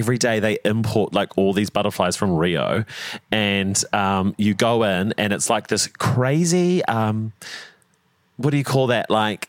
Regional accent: Christchurch, Canterbury, New Zealand; I was born in Ototahi and then my mum's from Matoda down in, where like by Gore, Southland.

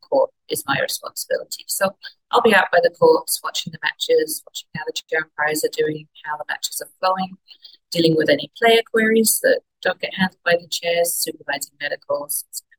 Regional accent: Wimbledon, London, United Kingdom; moved away as an adult; now in British Columbia, Canada; I grew up in Wimbledon

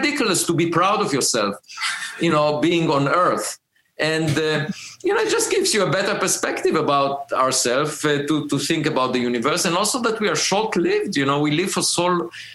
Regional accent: Israel; moved away as an adult; also born or lived in Princeton; now in United States; I grew up in Israel

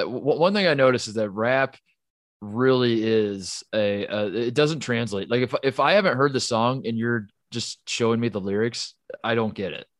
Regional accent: Midwest, United States; I'm from the Midwest

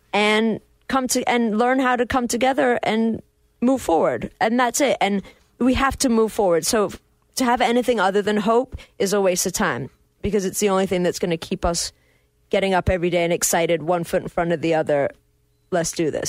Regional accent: England, United Kingdom; now in United States; I, am English

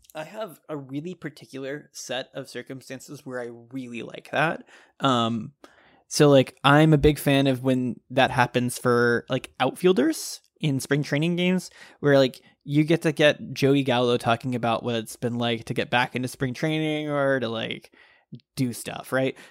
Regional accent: Texas, United States; I grew up in Texas

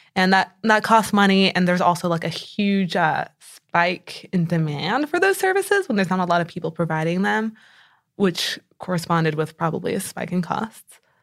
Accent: San Antonio, Texas, United States; moved away as an adult; also born or lived in Connecticut; now in Houston, United States; I grew up in San Antonio

